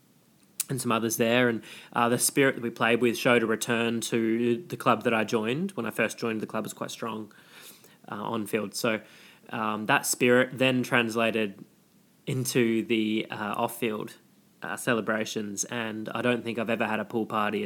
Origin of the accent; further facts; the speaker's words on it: Australia; moved away as an adult; now in New York, United States; we're Australian